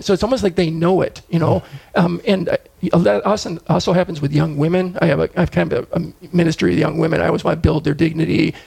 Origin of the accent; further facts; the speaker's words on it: Fargo, North Dakota, United States; also born or lived in Rochester, Minnesota / Brainerd, Minnesota; I grew up in Fargo.